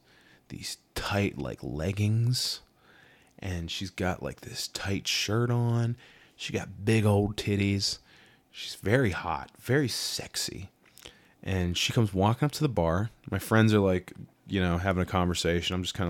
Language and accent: English; Pittsburgh, Pennsylvania, United States; now in New York, United States; I was back in Pittsburgh, my hometown, Steel City.